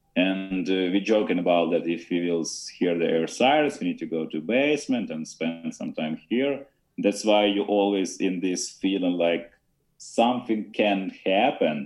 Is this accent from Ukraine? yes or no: yes; Ukraine; English is a second language